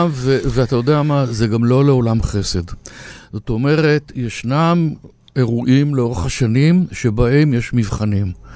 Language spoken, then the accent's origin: Hebrew; Haifa, Haifa District, Israel; אני ורבים חיפאים שחיים בחיפה או שעזבו את חיפה